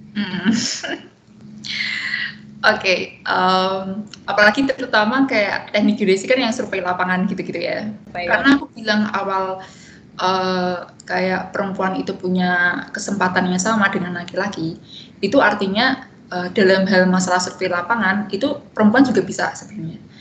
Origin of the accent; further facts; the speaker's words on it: Semarang, Central Java, Indonesia; domisili di Semarang dan menghabiskan 22 tahun di Semarang juga jadi SD SMP SMA